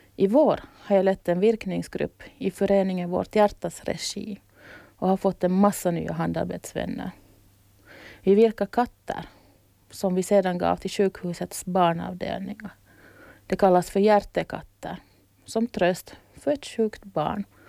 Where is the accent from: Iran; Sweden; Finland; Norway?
Finland; Kauniainen, Uusimaa; moved away as an adult; now in Åland, Finland; Jag föddes i Grankulla, en stad 15 kilometer utanför Helsingfors